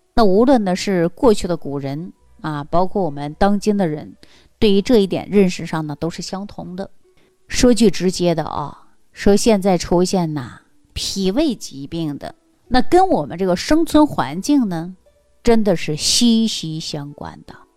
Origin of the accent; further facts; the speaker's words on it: China; 我们中国人